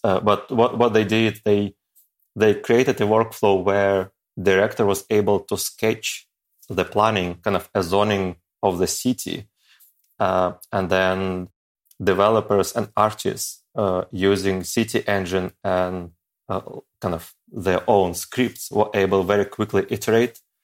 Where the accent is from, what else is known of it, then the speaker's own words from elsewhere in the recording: Ukraine; moved away as an adult; also born or lived in Saint Petersburg, Russia; I wasn't able to find a job, uh, back in my home country